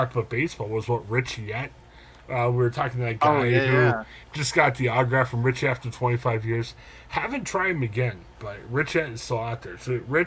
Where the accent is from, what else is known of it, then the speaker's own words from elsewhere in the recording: Southern Ohio, United States; moved away; I grew up in Southern Ohio when I was a little kid.